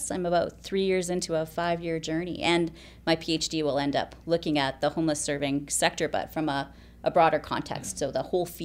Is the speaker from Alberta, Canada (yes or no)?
yes; Alberta, Canada; moved away as an adult; now in Kelowna, Canada; Um, so, I've been here for about 18 years now.